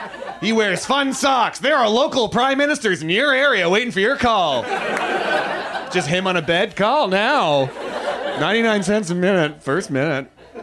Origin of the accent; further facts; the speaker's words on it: Canada; moved away as an adult; now in Los Angeles, United States; I've almost been in LA for almost a year, which is, I moved here from Canada about a year ago.